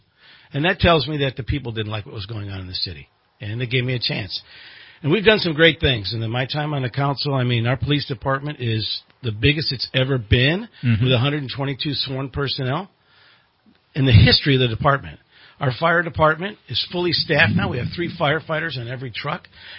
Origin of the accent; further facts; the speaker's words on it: Chicago, Illinois, United States; moved away as an adult; also born or lived in Southern California; now in Redding, United States; I was born and raised in Chicago.